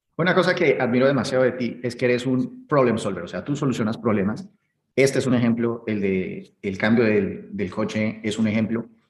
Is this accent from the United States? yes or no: no; Colombia; Colombia, eh, de donde soy